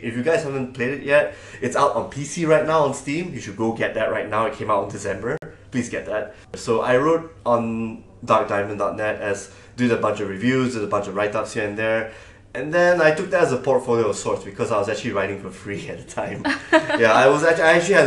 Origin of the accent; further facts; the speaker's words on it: Malaysia; moved away as an adult; now in Singapore; I am from Malaysia, and I worked in Singapore for like the past 9